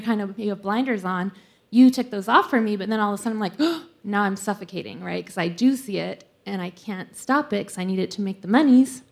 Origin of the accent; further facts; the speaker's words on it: Salt Lake City, Utah, United States; I'm from Salt Lake also